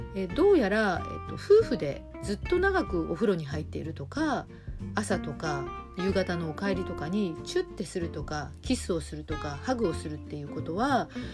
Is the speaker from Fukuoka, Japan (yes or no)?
no; Hiroshima, Japan; also born or lived in Shimane; now in Tokyo, Japan; 島根県生まれの広島育ち